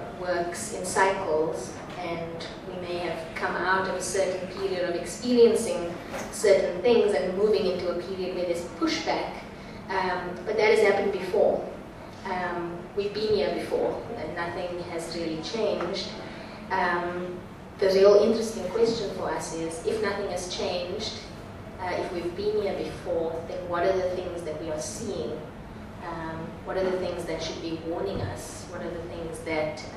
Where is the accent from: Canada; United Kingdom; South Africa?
South Africa; I, as a South African